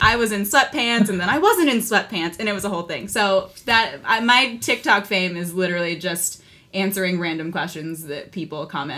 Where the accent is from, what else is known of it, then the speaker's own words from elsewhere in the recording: Philippines; Yeah, I think because so few roles are written to be Filipino, I'm kind of grouped in with either the Latino community or with the Asian community.